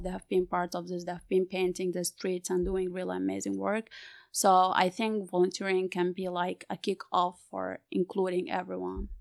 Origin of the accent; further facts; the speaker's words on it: Sudan; from Sudan